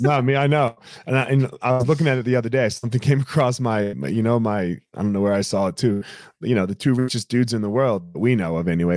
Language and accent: English; United States; I'm I'm African American